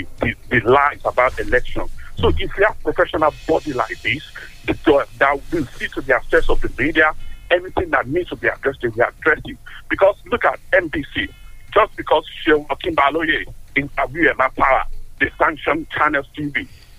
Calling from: London, United Kingdom; I'm calling from Tottenham.

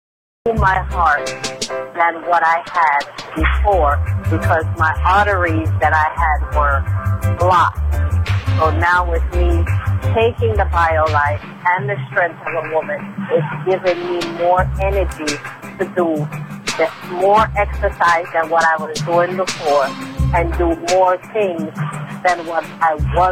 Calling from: New York City, New York, United States; Yes, I am calling you from Queens, New York.

